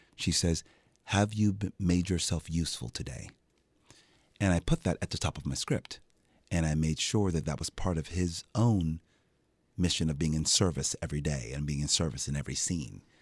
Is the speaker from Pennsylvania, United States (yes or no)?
yes; Philadelphia, Pennsylvania, United States; I'm from Philadelphia. I'm like, I know how we speak.